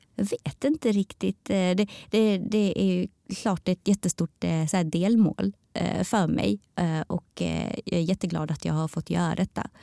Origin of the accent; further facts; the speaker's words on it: Sweden; also born or lived in Taiwan (ancestry); våra historier som svensk-taiwaneser